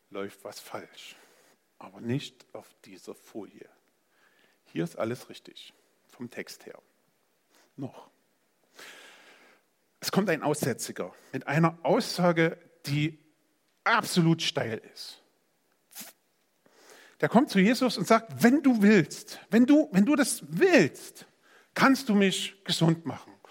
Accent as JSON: {"language": "German", "region": "Saxony", "country": "Germany", "lives_now": "Gera, Germany", "said": "In meiner Provinz Sachsen, wo ich herkomme, ähm, das war schön. Das war völlig ausreichend. Da waren Wälder und Städte und das war einfach schön."}